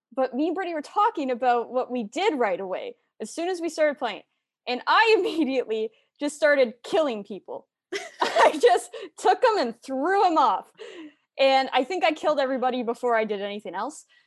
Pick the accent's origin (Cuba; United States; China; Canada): Canada; Kitchener, Ontario; I'm from Kitchener as well